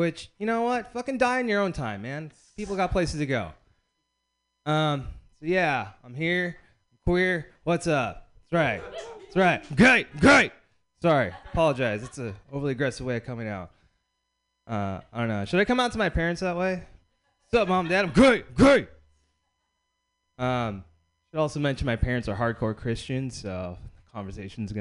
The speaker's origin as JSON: {"language": "English", "town": "Bakersfield", "region": "California", "country": "United States", "tie": "born or raised there", "said": "I grew up in Bakersfield, California"}